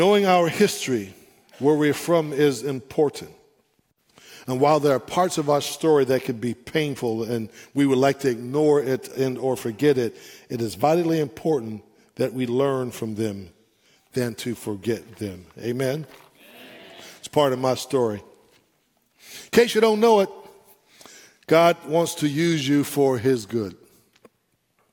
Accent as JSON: {"language": "English", "town": "San Francisco", "region": "California", "country": "United States", "tie": "born or raised there", "said": "I'm from San Francisco, that concrete jungle"}